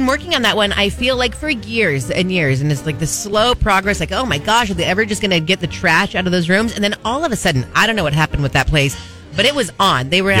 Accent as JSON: {"language": "English", "region": "northeastern corner of California", "country": "United States", "tie": "born or raised there", "moved": "yes", "said": "I'm also from the northeastern corner of the state."}